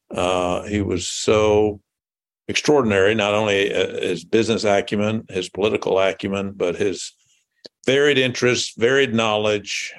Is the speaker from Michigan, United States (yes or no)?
no; Jackson, Tennessee, United States; moved away as an adult; also born or lived in Memphis, Tennessee / Nashville, Tennessee / Massachusetts; now in Indianapolis, United States; I was born in Jackson, Tennessee, which is uh, about 80 miles northeast of Memphis. So it's a rural community. Was uh, when I grew up, there seemed to be more uh, cotton gins than uh, gas stations. and I went to uh, high school there